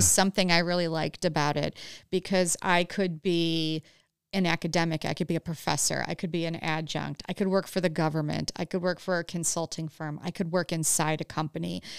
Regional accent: Huron, Ohio, United States; moved away; grew up right by Cedar Point, um, in Huron, Ohio.

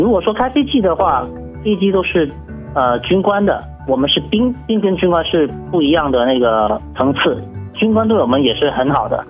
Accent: China; 对于我们中国人来说，就是最重要的，就是找一些好好吃的地方，就有各有各的消遣了。

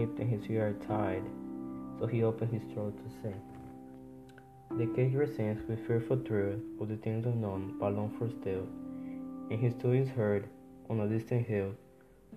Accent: Dominican Republic; English is a second language; now in New York City, United States; I was born in the Dominican Republic. I'm currently living in New York City

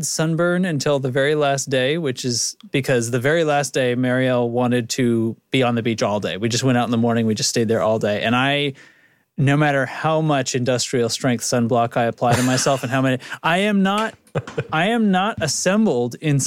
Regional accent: New England, United States; I grew up in New England

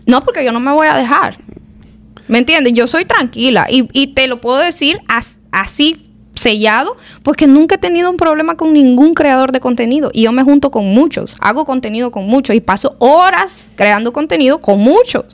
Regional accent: El Salvador; now in United States; vengo del Salvador y vengo aquí

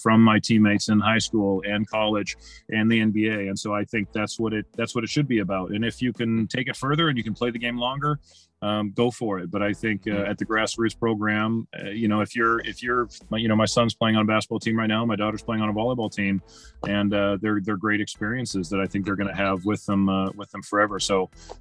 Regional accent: Winnipeg, Manitoba, Canada; moved away as an adult; also born or lived in Washington; I loved growing up in Winnipeg.

